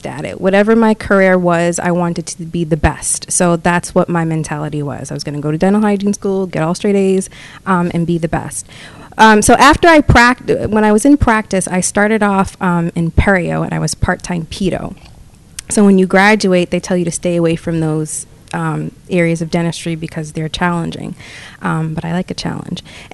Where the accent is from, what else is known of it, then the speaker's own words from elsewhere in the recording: Boston, Massachusetts, United States; I graduated from a vocational school in Wakefield, Massachusetts. I'm from the Boston area.